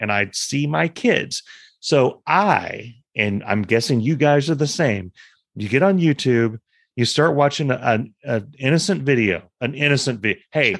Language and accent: English; Proctorville, Ohio, United States; I'm from Proctorville, which is across the river from Huntington, West Virginia.